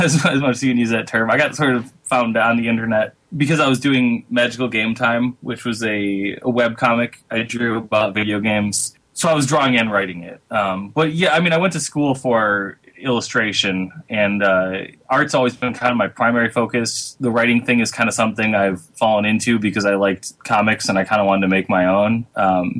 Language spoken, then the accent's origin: English; Michigan, United States; moved away; I'm from Michigan